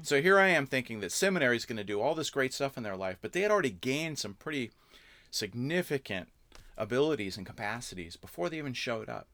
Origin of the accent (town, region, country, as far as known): Southern California, United States; born or raised there; moved away as an adult; also born or lived in Canada / Santa Barbara, California / Orange County, California; now in Wisconsin, United States